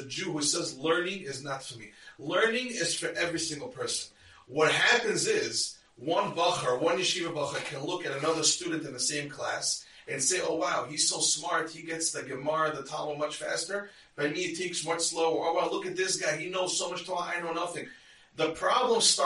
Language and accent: English; United States; I'm Israeli, I was born in America, but I'm a citizen